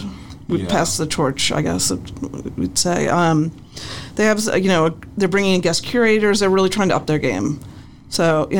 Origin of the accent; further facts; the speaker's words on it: Baltimore, Maryland, United States; now in Ojai, United States; I'm from Baltimore